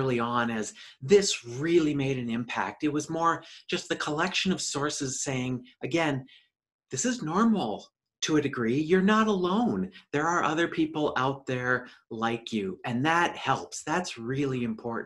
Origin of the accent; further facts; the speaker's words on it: suburban Twin Cities, Minnesota, United States; life growing up for me was in suburban Twin Cities, Minnesota